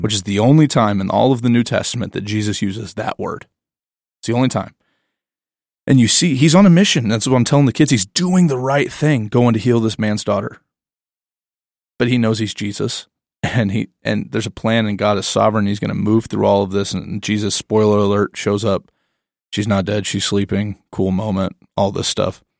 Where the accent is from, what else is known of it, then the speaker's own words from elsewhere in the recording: the Bible Belt, United States; I'm growing up in the Bible Belt